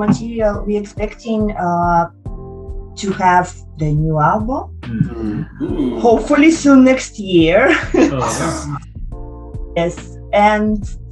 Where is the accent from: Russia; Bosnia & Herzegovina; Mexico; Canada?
Russia; now in Japan; I'm from Russia, and I've been blessed to have possibility to visit my hometown this year